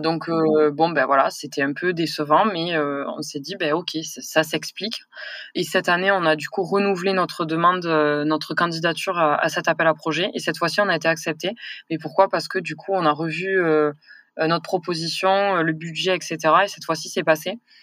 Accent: near Toulouse, Occitania, France; accent: southern; j'ai grandi, à mon accent, vous allez vite le comprendre que je suis du sud. Hein, donc j'ai grandi vers Toulouse, hein, dans un petit village

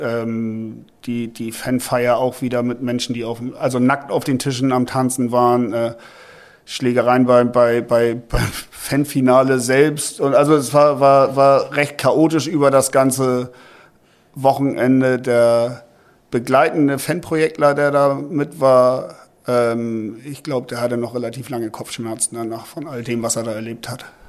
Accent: Hamburg, Germany; bei uns in Hamburg

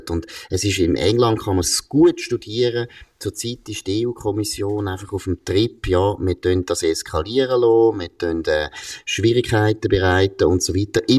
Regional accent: Switzerland; Ich würde jetzt eben als Schweizer würde ich sagen

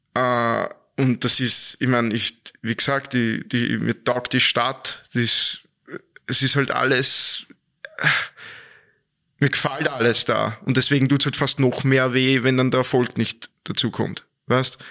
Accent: Vienna, Austria; moved away; also born or lived in Dornbirn / Linz; war ich weg aus Österreich und bin auf einmal heimgekehrt und war dann in Wien, in meiner Heimatstadt wieder

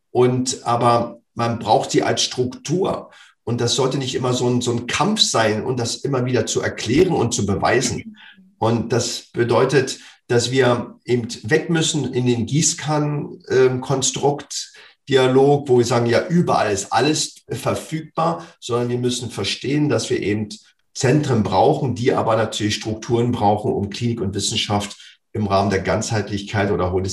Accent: Berlin, Germany; Also für mich als äh, Berliner Junge, ich bin aufgewachsen in dem Fußballverein Meteor 06.

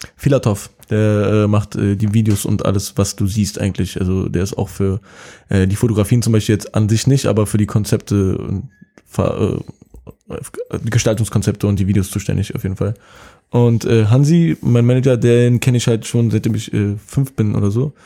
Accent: Berlin, Germany; ich bin aus Kreuzberg geboren und aufgewachsen

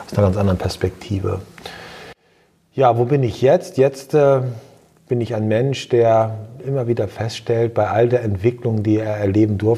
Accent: Lower Saxony, Germany; ich bin in Ostfriesland geboren, ich bin in Ostfriesland groß geworden, ich war dann zwischenzeitlich in der Weltgeschichte unterwegs und bin dann wieder zurückgekehrt nach Ostfriesland.

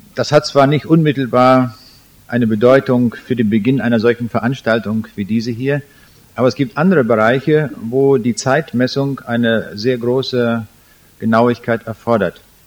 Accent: Germany; also born or lived in Braunschweig; als Deutsche

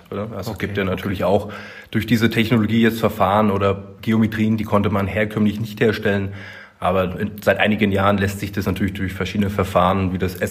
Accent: Berlin, Germany; born there; 35 Jahre alt, ledig, kinderlos, nicht geschieden äh, also noch zu haben, 1984 geboren in Berlin-Köpenick.

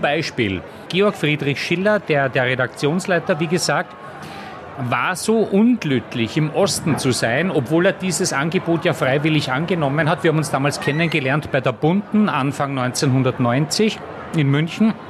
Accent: Austria; moved away; ich war ja kein West, ich war ja ein Ösi

